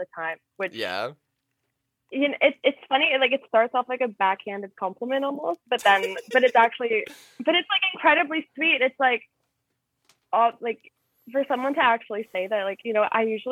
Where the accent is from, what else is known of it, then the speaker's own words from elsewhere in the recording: Aurora, Ontario, Canada; I am from Aurora, which is just north of Toronto.